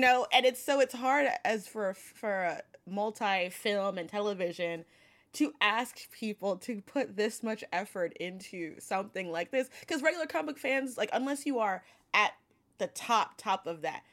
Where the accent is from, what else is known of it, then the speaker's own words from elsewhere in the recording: New York City, New York, United States; I'm from Brooklyn